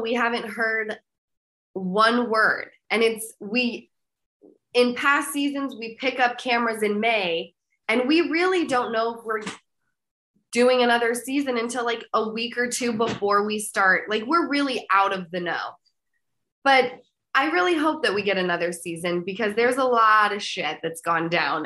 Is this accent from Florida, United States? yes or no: no; Utah, United States; moved away; I'm from Utah